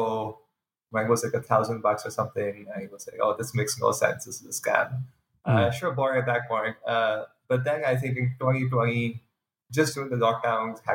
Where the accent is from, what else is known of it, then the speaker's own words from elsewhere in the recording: Pakistan; moved away as an adult; now in United States; I'm originally from Pakistan, been in the US for the past few years